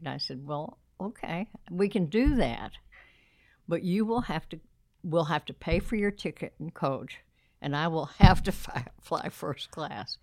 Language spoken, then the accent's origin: English; Uvalde, Texas, United States; born or raised there; also born or lived in San Antonio, Texas